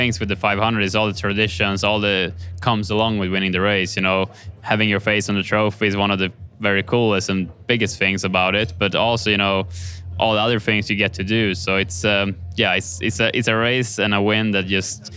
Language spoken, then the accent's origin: English; Kumla, Örebro County, Sweden; moved away; my hometown of Kumla, which will be super special to share with, you know, my family and friends and also all my fans back home.